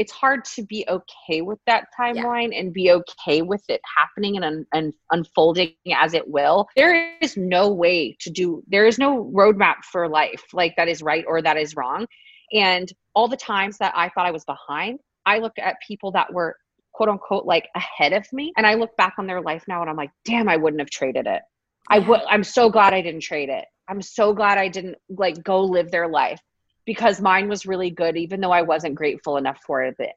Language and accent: English; Texas, United States; I'm from Texas.